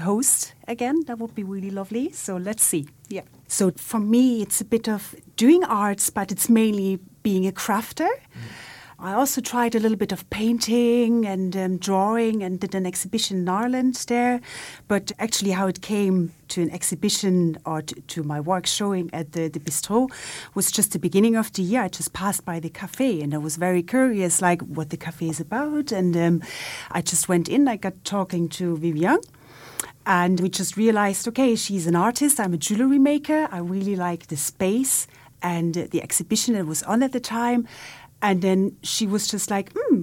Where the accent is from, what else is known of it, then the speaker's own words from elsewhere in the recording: Germany; now in Tynemouth, United Kingdom; I'm from Germany